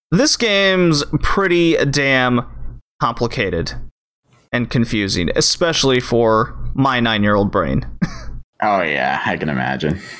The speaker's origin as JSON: {"language": "English", "country": "Canada", "said": "we're Canadian"}